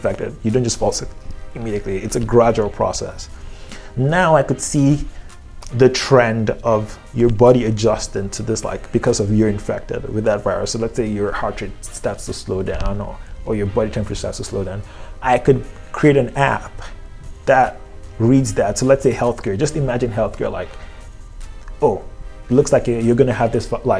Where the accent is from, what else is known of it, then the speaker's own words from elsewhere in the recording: Lagos, Nigeria; I'm from Nigeria